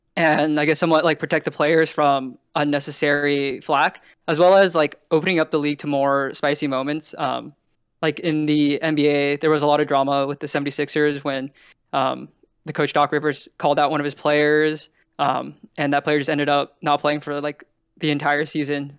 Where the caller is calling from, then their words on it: Bay Area, California, United States; Calling from the Bay Area.